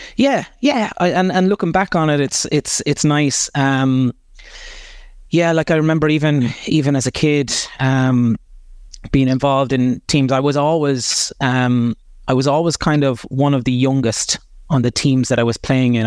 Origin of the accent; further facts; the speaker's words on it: Kilkenny, Leinster, Ireland; I was born in Kilkenny Hospital, right in the middle of Kilkenny City, and, uh, at the time my parents were living just on the border between Bennett's Bridge and Danes Fort